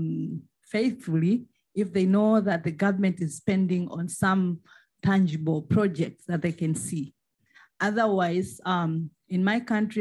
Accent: Tanzania; I am from Tanzania.

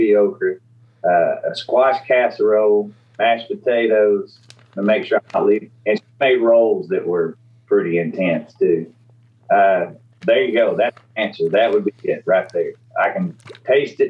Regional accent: East Tennessee, United States; I grew up in East Tennessee

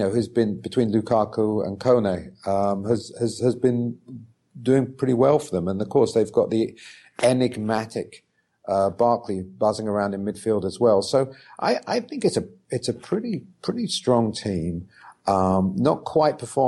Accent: London, United Kingdom; now in New York, United States; I live in New York and I was born in London

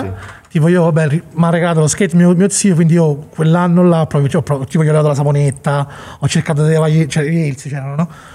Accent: Monte Porzio Catone, Lazio, Italy; moved away as an adult; also born or lived in Chicago; noi siamo di Monteporzio

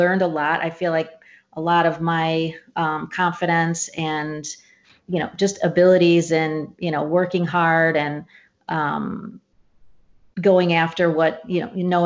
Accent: St. Louis, Missouri, United States; I grew up in St. Louis

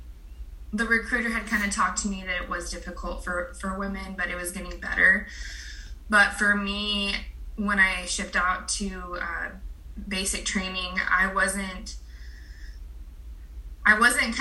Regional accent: Pacific Grove, California, United States; also born or lived in Fort Wainwright, Alaska / Fort Benning, Georgia / San Jose; I grew up in Pacific Grove

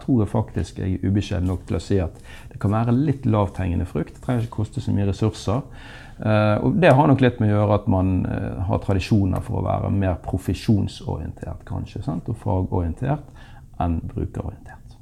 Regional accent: Bergen, Vestland, Norway; nå er jeg bergenser og fra Handelshøyskolen

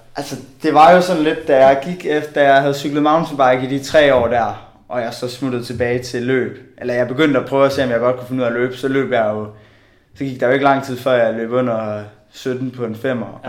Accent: Bjerringbro, Central Denmark Region, Denmark; Jeg øh, kommer fra Bjerringbro

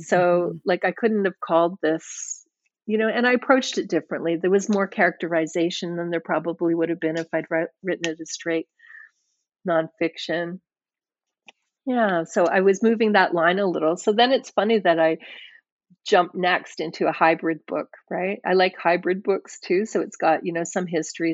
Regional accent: Scotland, United Kingdom; I was born in Scotland, and um, I think that I kind of have a Scottish head in some ways

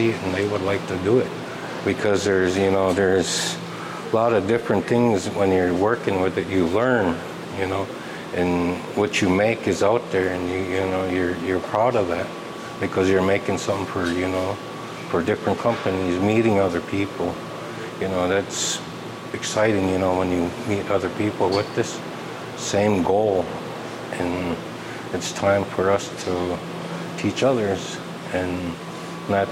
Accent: Red Lake Indian Reservation, Minnesota, United States; I come from the Red Lake Indian Reservation

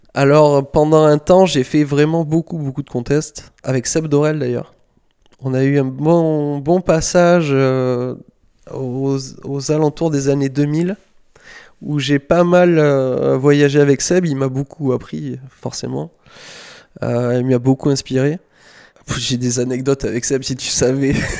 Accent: Saint-Médard-en-Jalles, Nouvelle-Aquitaine, France; je suis de Saint-Médard, en banlieue de Bordeaux, à un quart d'heure de Bordeaux, plus du côté de Lacanau et de l'océan.

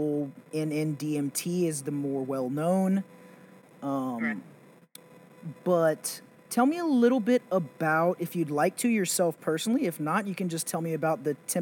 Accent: Texas, United States; I'm from Texas

